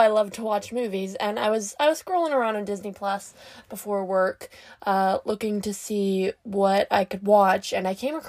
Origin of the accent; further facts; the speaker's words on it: Canada; I'm Canadian